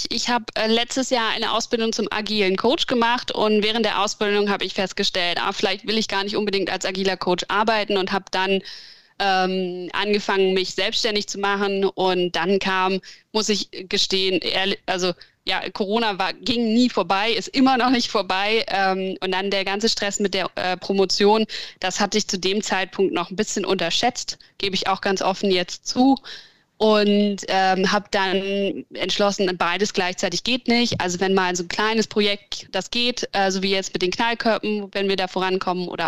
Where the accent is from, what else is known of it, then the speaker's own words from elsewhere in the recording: Berlin, Germany; now in Hamburg, Germany; Ähm, ich bin ursprünglich aus Berlin, also noch ein bisschen großstädterischer als Hamburg eigentlich und bin dann zum Studieren irgendwann nach Hamburg gekommen